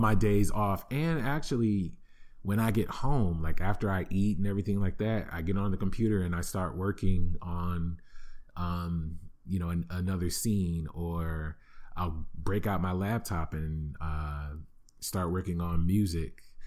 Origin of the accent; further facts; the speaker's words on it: Flint, Michigan, United States; growing up in Flint, Michigan, yes, that Flint, Michigan